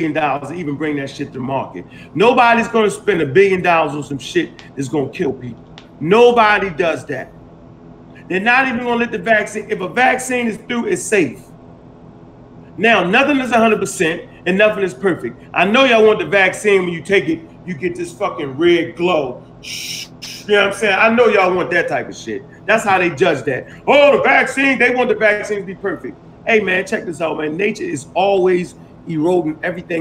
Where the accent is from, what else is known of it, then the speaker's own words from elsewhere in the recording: Baltimore, Maryland, United States; I'm from Baltimore and we used to stop the alleys up so the police couldn't drive down it